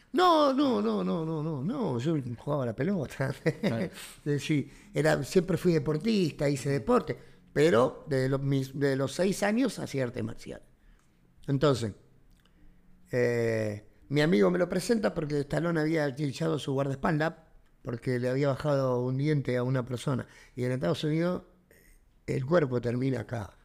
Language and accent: Spanish; Argentina; somos bien argentinos